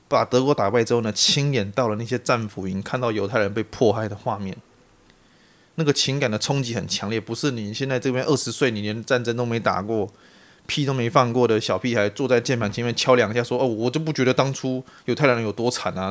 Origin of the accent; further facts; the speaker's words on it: Taiwan; 我是台湾人